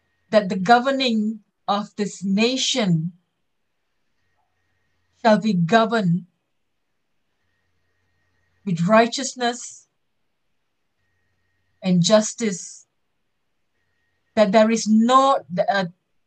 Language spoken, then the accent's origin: English; Malaysia; we are Malaysian